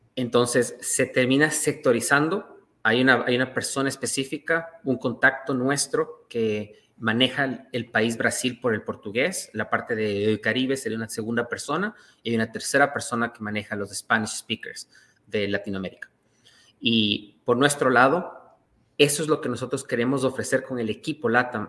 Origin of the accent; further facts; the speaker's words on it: Ecuador; now in Toronto, Canada; Yo soy ecuatoriano